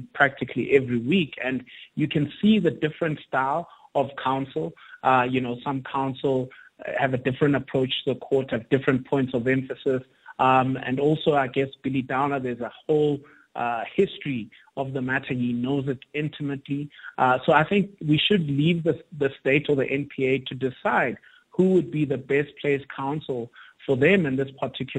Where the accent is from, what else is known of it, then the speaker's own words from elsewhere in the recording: South Africa; as a South African